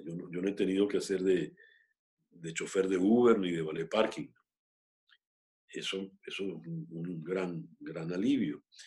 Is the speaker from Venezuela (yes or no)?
yes; Venezuela; moved away; also born or lived in Mexico; Seguir siendo venezolano lo único que somos